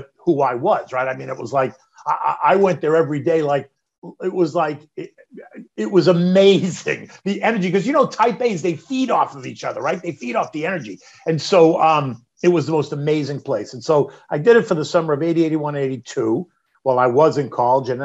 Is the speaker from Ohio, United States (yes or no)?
no; Boston, Massachusetts, United States; moved away as an adult; now in New York, United States; I'm not from New York. I'm from Boston